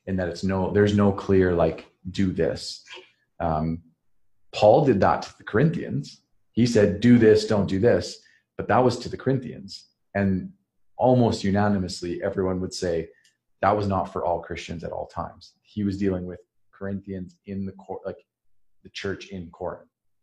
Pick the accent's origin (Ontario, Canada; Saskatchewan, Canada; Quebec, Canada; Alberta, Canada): Saskatchewan, Canada; moved away; almost no Mennonites around where I grew up in Saskatchewan